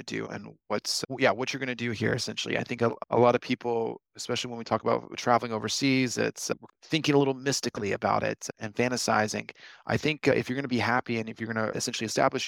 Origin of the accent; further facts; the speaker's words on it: United States; moved away as an adult; now in Moscow, Russia; I came from the United States. In the United States, I was like at the top of my class in my Russian class